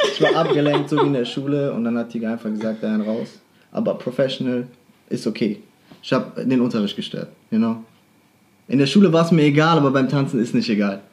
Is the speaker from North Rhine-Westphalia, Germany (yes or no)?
yes; Düren, North Rhine-Westphalia, Germany; moved away; also born or lived in Aweiler; ich komme aus Düren eigentlich, wohne momentan in Aweiler